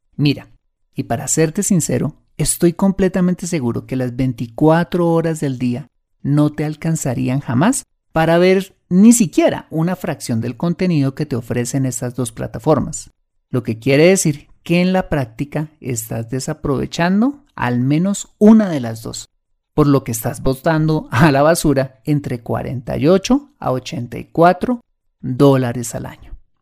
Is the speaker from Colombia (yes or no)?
yes; Colombia; en mi país